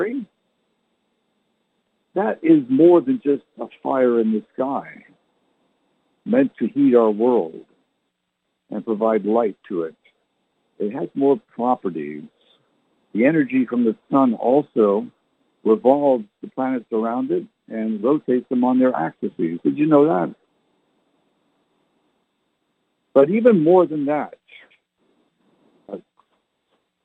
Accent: Canada; also born or lived in England (ancestry); now in San Antonio, United States; I was born in Canada, so I never learned to speak like they did

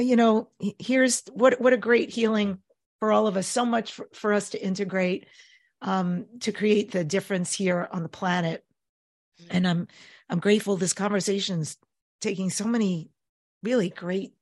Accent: New York, United States; I'm Jewish and I grew up in New York

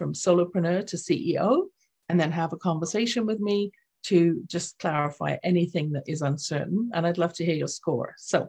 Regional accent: England, United Kingdom; accent: English; when I was reading my own book in my lilting English accent for the audio version

